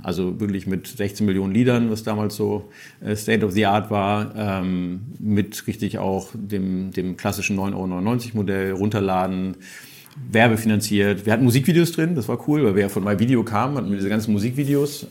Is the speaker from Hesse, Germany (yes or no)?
no; Hamburg, Germany; Ich bin Hamburger